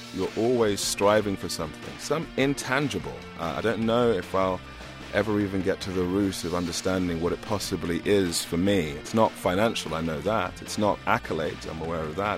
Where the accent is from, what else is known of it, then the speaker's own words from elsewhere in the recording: England, United Kingdom; growing up in England in the eighties